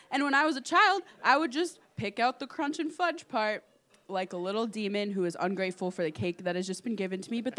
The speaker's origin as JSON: {"language": "English", "region": "Midwest", "country": "United States", "said": "I'm a Midwesterner."}